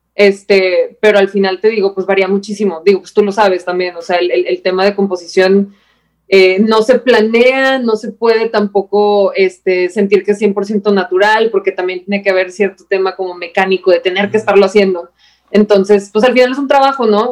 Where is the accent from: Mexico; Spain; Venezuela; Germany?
Mexico; soy la peor mexicana del universo